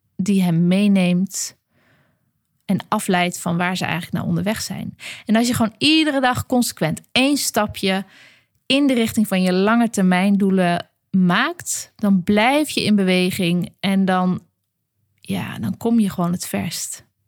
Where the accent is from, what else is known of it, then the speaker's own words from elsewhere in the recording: Groningen, Netherlands; ik ben natuurlijk een uit de Groninger, Groninger klei getrokken filosoof